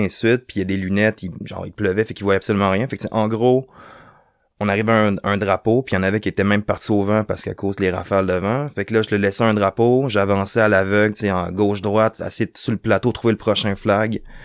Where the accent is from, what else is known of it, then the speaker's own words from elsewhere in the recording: Rimouski, Quebec, Canada; moved away as an adult; now in Montreal, Canada; je suis originaire de Rimouski, j'ai grandi à Rimouski